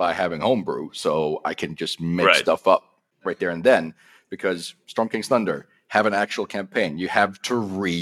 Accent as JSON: {"language": "English", "country": "Sweden", "said": "I'm from Sweden"}